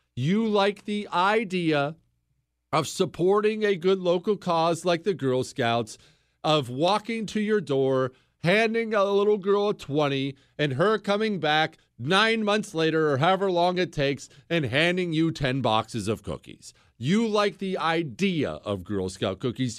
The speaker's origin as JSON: {"language": "English", "region": "Montana", "country": "United States", "tie": "born or raised there", "said": "I grew up in Montana"}